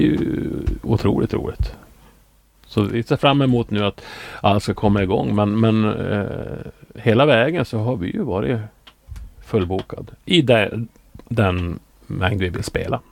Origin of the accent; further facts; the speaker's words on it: Norrbotten County, Sweden; jag har nu jobbat lite grann åt eh, regionen hemma i Norrbotten